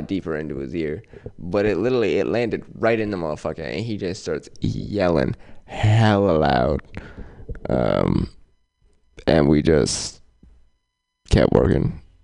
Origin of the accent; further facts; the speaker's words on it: Oakland, California, United States; I'm from West Oakland